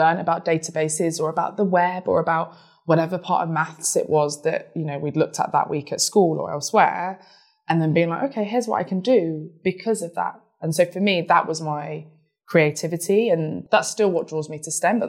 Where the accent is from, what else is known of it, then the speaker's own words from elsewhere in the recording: United Kingdom; I'm British too